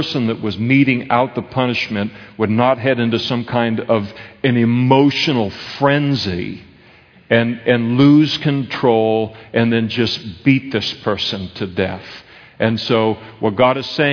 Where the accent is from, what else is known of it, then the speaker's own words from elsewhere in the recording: Napa, California, United States; When I was a kid, I grew up in Napa, we used to pick prunes for our school clothes.